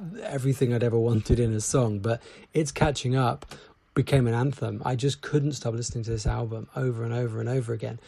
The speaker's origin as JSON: {"language": "English", "region": "England", "country": "United Kingdom", "said": "I'm from England"}